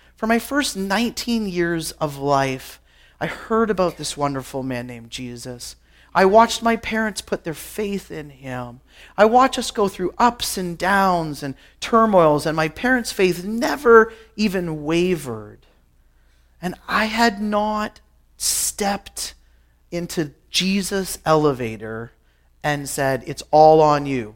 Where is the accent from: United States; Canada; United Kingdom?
Canada; Guelph, Ontario; I grew up in Guelph, Ontario